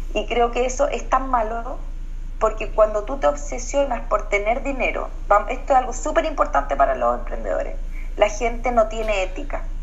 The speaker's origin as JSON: {"language": "Spanish", "country": "Chile", "also_born_or_lived": "Australia"}